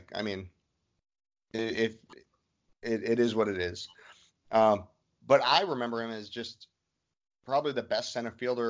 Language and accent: English; New York City, New York, United States; I'm former military, but I'm very – I grew up in Brooklyn, New York.